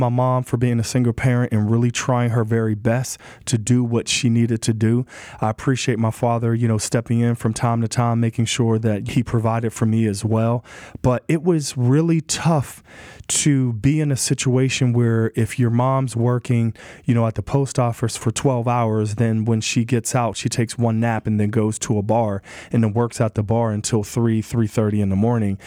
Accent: Wilkinsburg, Pennsylvania, United States; growing up in Wilkinsburg, I didn't have a lot of opportunity surrounding me

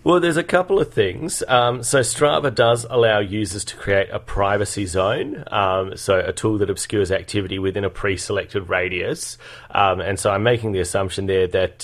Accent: Adelaide, South Australia, Australia; moved away; I grew up in Adelaide, in the Adelaide Hills

